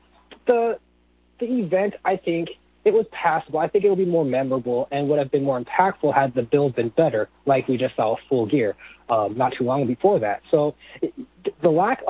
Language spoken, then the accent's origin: English; Seattle, Washington, United States; now in Florida, United States; I used to live in Washington and Seattle pretty much my whole life in Washington